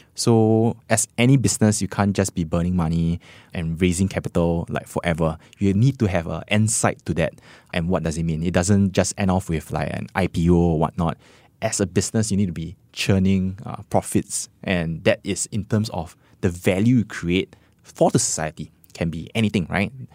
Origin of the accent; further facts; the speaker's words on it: Singapore; as Singaporean